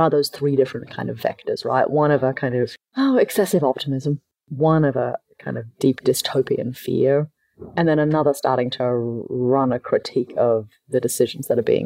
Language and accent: English; Australia; moved away; also born or lived in Palo Alto; I'm Australian